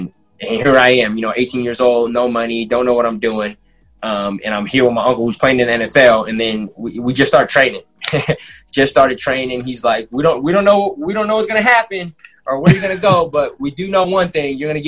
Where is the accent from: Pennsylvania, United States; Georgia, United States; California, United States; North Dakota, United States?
California, United States; Seaside; moved away; So I grew up in Seaside, going to the Boys and Girls Club, playing sports.